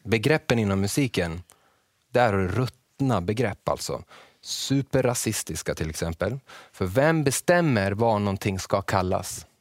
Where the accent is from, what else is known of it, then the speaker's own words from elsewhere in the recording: Borlänge, Dalarna County, Sweden; jag är från Borlänge och jag är väldigt, bor väldigt nära en älv